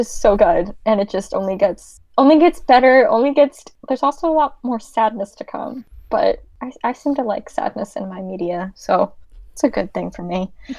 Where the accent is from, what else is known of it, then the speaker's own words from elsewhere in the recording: Maryland, United States; I'm from Maryland, so it's not as pronounced.